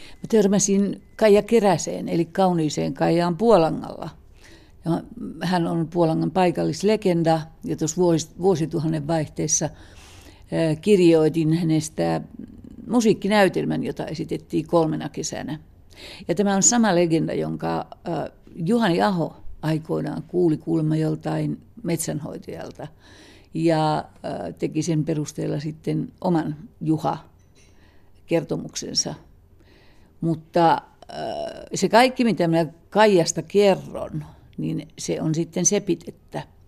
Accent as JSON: {"language": "Finnish", "region": "Kainuu", "country": "Finland", "said": "me molemmat olemme kainuulaisia"}